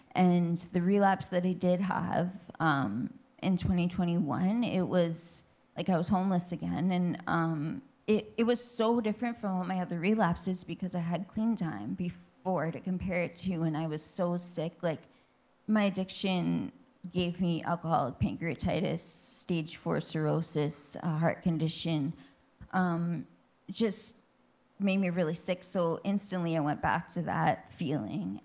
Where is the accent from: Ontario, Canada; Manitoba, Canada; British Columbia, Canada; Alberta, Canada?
Ontario, Canada; Thunder Bay; I grew up in Thunder Bay, Ontario, Ontario. was born and raised